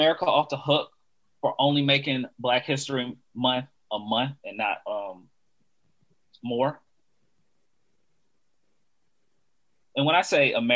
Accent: DeKalb, Georgia, United States; me growing up in DeKalb

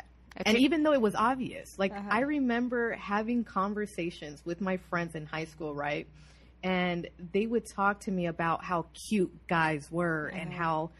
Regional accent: Glendale, California, United States; I was born and raised in Glendale, California

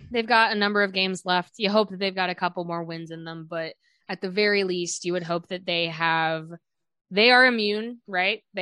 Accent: Chicago, Illinois, United States; we're both from Chicago.

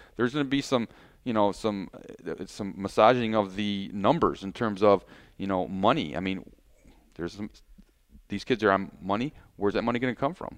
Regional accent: Holt, Michigan, United States; I grew up in Holt, Michigan

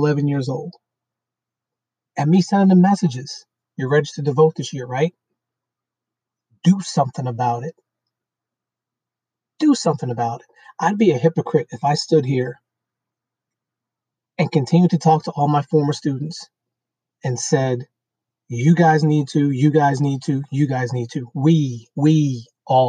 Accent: New York City, New York, United States; I grew up in Brooklyn, New York. I grew up in a black section of Brooklyn, New York.

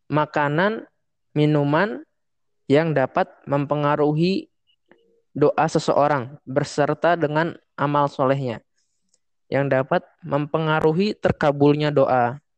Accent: Java, Indonesia; now in Kukusan, Indonesia; kalau di sini kan di daerah saya mah di Kukusan. Walaupun saya orang Jawa kan saya dekat Betawi ya.

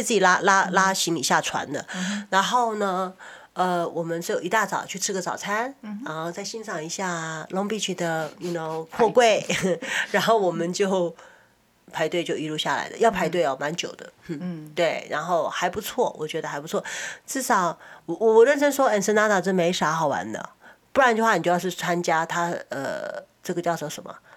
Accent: Taiwan; now in California, United States; 我们小时候在台湾

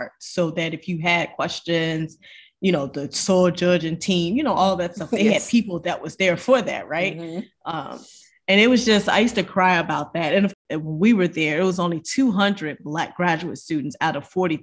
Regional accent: Chicago, Illinois, United States; moved away as an adult; also born or lived in Indiana; I grew up in Chicago

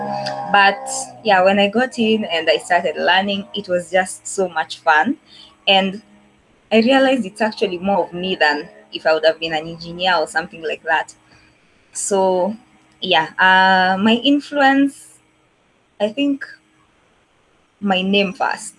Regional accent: Nairobi, Kenya; also born or lived in Eldoret; I was born in Makadara maternity, raised in Kariobangi for most of my life. So yeah, mtoto wa Islando

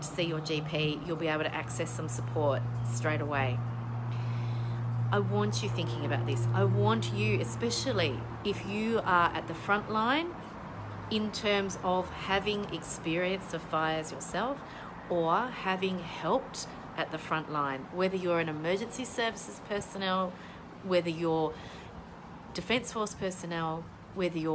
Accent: Tasmania, Australia; now in Melbourne, Australia; in Tasmania, my home state

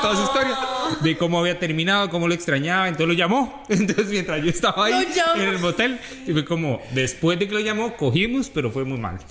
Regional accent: Heredia, Costa Rica; yo soy de Heredia

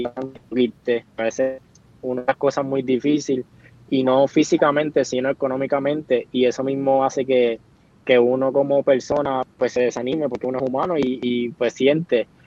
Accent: Coamo, Puerto Rico; es aquí en, mi pueblo, en nuestro pueblo de Coamo

